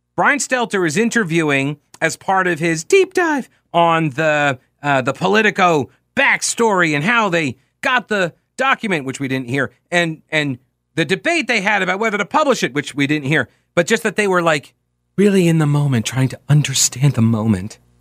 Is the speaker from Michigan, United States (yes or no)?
no; Long Island, New York, United States; moved away as an adult; also born or lived in Winthrop University, South Carolina; being from Long Island